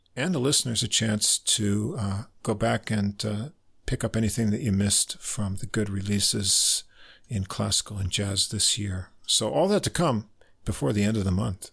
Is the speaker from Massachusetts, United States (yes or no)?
no; New York, United States; We're both from New York.